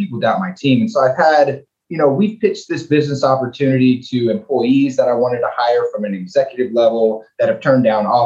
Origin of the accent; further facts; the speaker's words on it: League City, Texas, United States; I was born and raised in League City, went to elementary school, middle school, high school there.